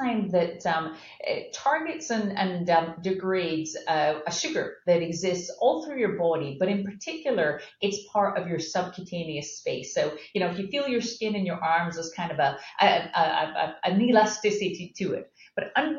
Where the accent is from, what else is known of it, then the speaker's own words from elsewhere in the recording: Scotland, United Kingdom; moved away as an adult; now in United States; I'm from Scotland